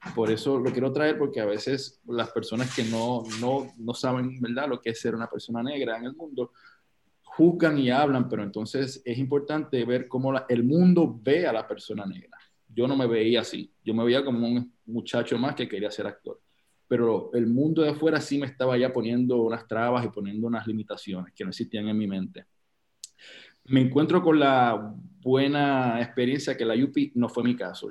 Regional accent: Loíza, Puerto Rico; yo soy de Loíza, Puerto Rico, del barrio Las Cuevas

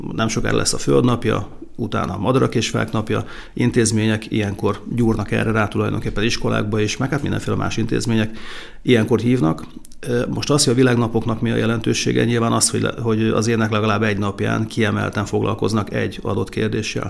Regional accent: Békéscsaba, Békés, Hungary; also born or lived in Kunágota; ilyen 49 négyzetméteres lakótelepi lakásban cseperedtem

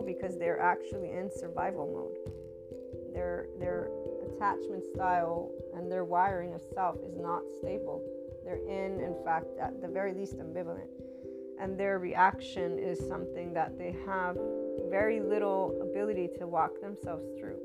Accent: United States; As an American

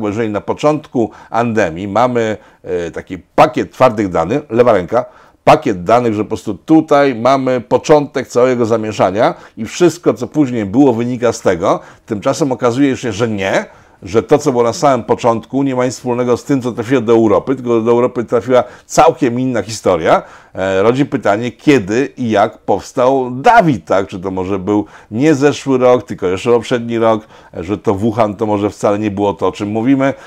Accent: Poland

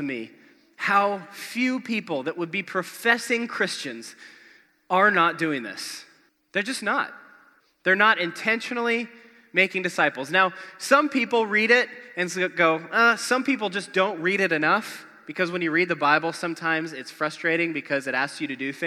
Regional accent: Spokane, Washington, United States; moved away; a couple awesome churches where I grew up in Spokane, Washington

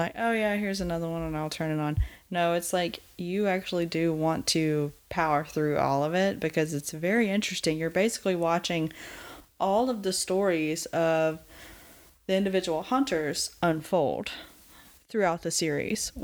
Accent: the American South, United States

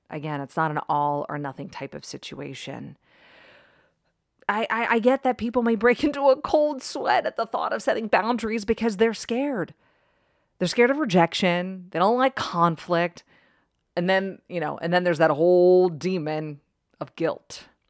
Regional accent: East Coast, United States; now in Arizona, United States; I grew up on the East Coast

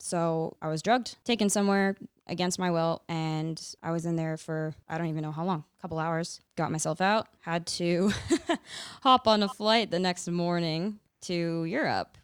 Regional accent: Fraser Valley, British Columbia, Canada; now in Kootenays, Canada; I grew up in B C. I grew up in the Fraser Valley area. I now live in the Kootenays

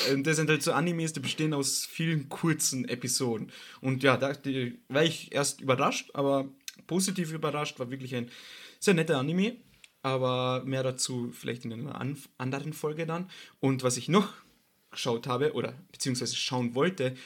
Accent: Austria; bei uns in Österreich

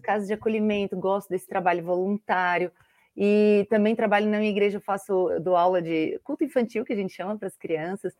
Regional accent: Blumenau, Santa Catarina, Brazil; now in Florianópolis, Brazil; sou natural de Blumenau, moro em Florianópolis

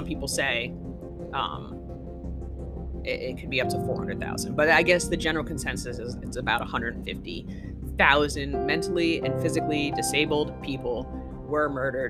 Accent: United States; I am an American. I am also Jewish. That's part of my heritage. But I'm still an American.

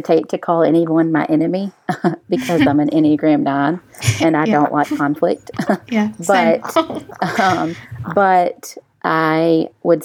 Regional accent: Jackson, Mississippi, United States; I grew up in Jackson Public Schools

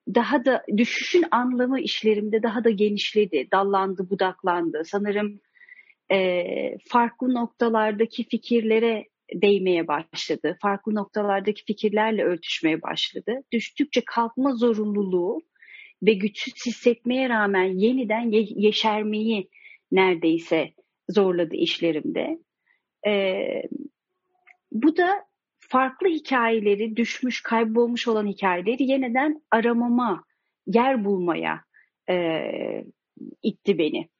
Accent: Turkey; Ben Türkiye'de yetiştim

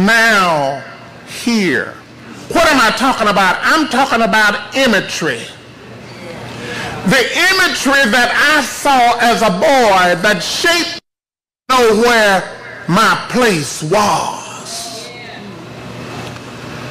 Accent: College Grove, Tennessee, United States; I'm the only one, I guess, that's a native of Williamson County. I've been here all of my life except for a few years that I went away to go to work, but I was born in College Grove

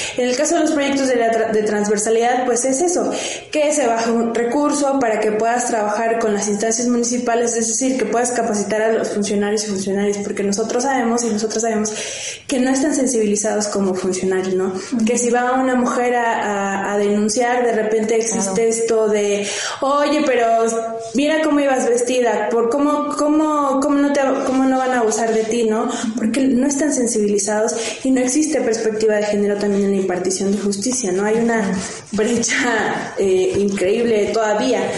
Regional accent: Cuetzalan, Puebla, Mexico; yo soy de Cuetzalan

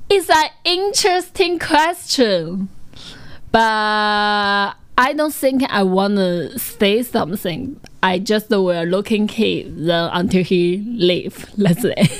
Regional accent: near Hangzhou, Zhejiang, China; English is a second language; moved away as an adult; now in Hangzhou, China; Hangzhou is not very um, far away from my hometown, maybe only one half hours driving

